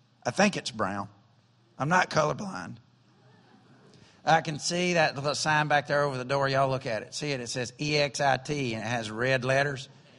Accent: the South, United States; And I grew up in the South, and we have hollering preachers in the South.

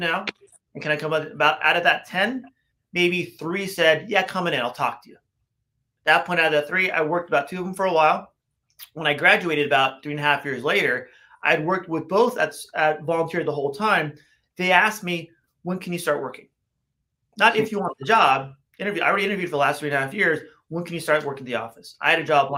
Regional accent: Los Angeles, California, United States; I grew up in West LA, West Los Angeles, many, many moons ago.

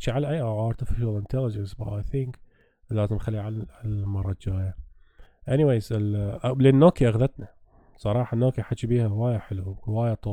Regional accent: Iraq; احنا عراقيه

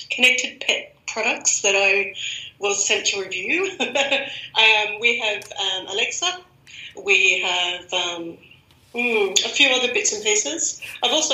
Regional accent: Australia; accent: Australian; moved away as an adult; now in Germany; I'm Australian, as everyone can guess by my accent

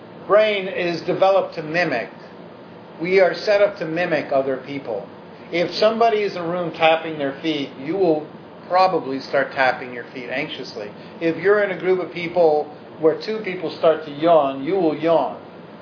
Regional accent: New York City, New York, United States; we were lower middle class Jews growing up on the Upper West Side

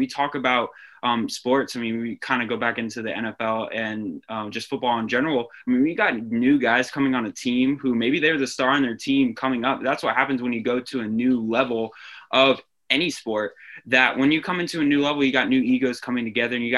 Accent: Northern Virginia, United States; growing up in the Northern Virginia area

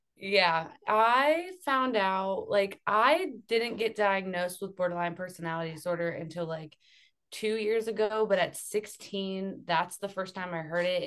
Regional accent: Akron, Ohio, United States; moved away as an adult; also born or lived in Youngstown, Ohio / Pittsburgh, Pennsylvania; I moved from Akron to Youngstown because I went to Youngstown State.

